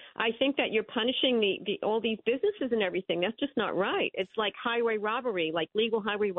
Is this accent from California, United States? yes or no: no; New York City, New York, United States; I'm from Brooklyn.